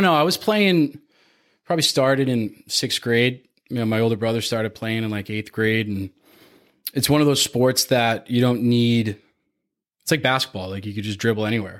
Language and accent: English; Canada; growing up in Canada